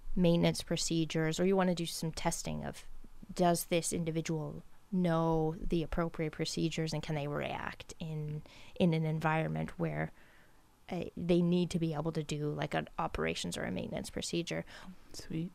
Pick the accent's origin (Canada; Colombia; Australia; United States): Canada; Ontario; now in Nova Scotia, Canada; I grew up in Ontario